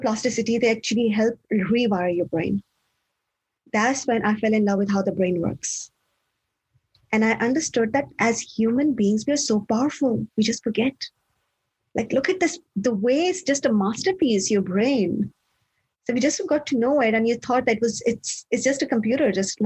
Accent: Pakistan; moved away as an adult; also born or lived in Switzerland; now in Australia; I come from Pakistan originally. And for university, I moved to Switzerland

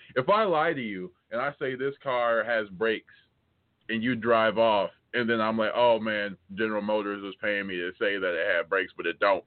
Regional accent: United States; I'm American

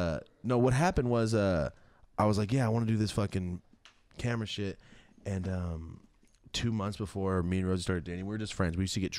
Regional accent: Merced, California, United States; I'm from Merced, yes.

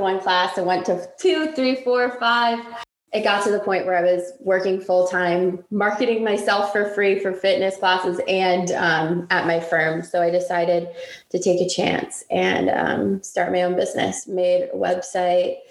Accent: Massachusetts, United States; now in Washington, D.C., United States; I grew up in Massachusetts from a Jewish family

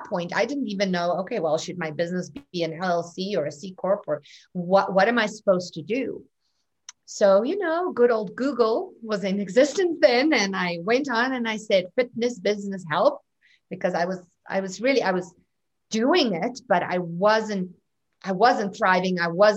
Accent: South Africa; I don't think it's so much South Africa as it is my family, my home, my parents. Look, South Africa is wa

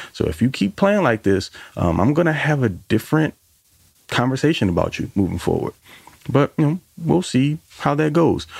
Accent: New Orleans, Louisiana, United States; I'm from New Orleans

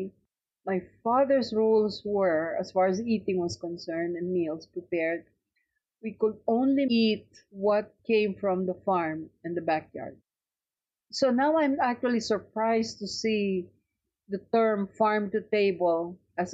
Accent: Philippines; moved away as an adult; now in United States

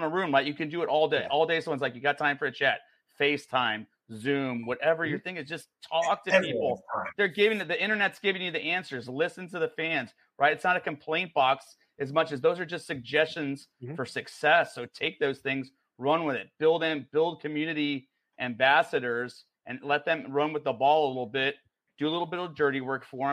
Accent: Midwest, United States; I grew up in the Midwest

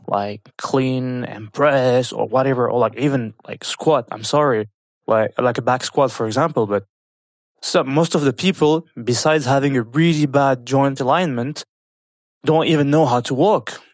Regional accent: France; moved away as an adult; now in Kuwait; I was born and raised in France

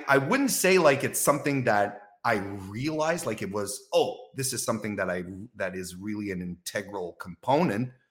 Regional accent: Quebec City, Quebec, Canada; my hometown as well, from Quebec

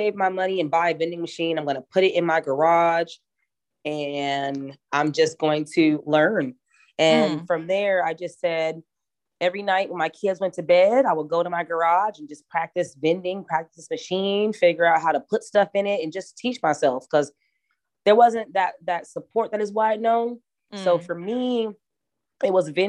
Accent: Alaska, United States; also born or lived in Savannah, Georgia; I am originally from Savannah, Georgia, but I'm super, super proud to be a lifelong Alaskan

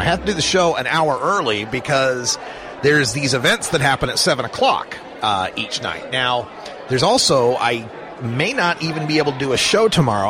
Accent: Idaho, United States; now in Oregon, United States; my home state of Idaho, where I was originally born

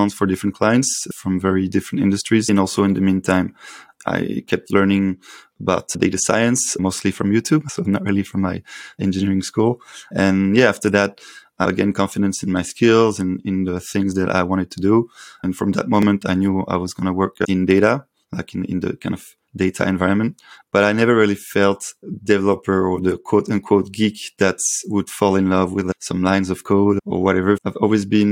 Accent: Paris, Île-de-France, France; calling from Paris, actually. It's my hometown.

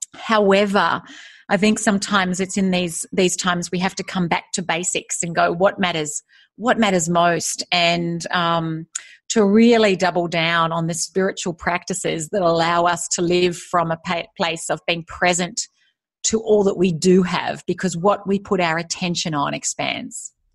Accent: Australia; also born or lived in United States; now in Singapore; I am Australian. I'm currently living in Singapore

